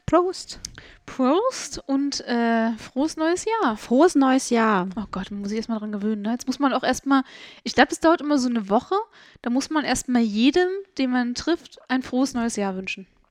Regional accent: Germany; ich als Deutsche hier wieder, weißt du, als deutsche Kartoffel hoch 10

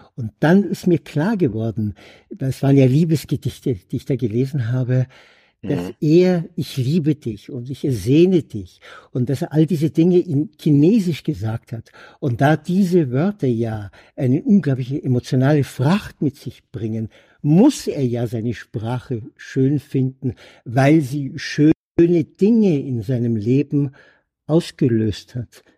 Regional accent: Germany; als Deutscher

